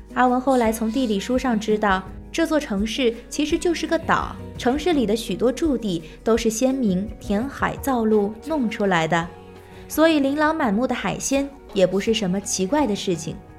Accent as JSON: {"language": "Chinese", "town": "Xiamen", "region": "Fujian", "country": "China", "tie": "born or raised there", "said": "走进我的家乡厦门"}